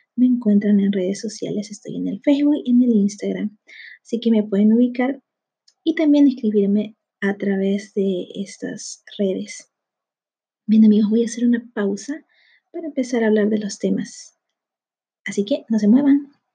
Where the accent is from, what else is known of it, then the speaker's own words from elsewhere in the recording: Peru; en mi país, aquí en Perú